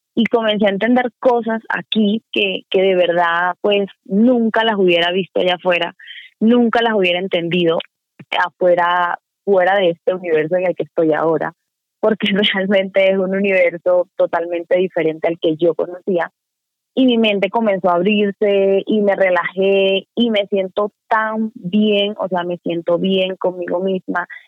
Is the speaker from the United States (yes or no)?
no; Venezuela; moved away; yo dije que era venezolana